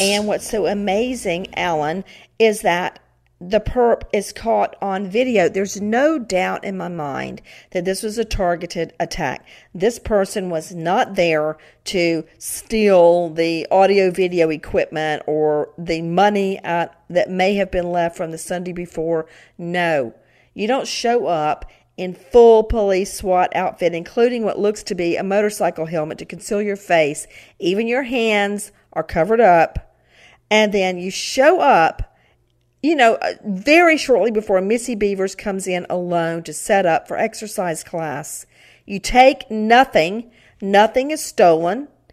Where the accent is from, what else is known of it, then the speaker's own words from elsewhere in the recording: Macon, Georgia, United States; where I grew up in Macon, Georgia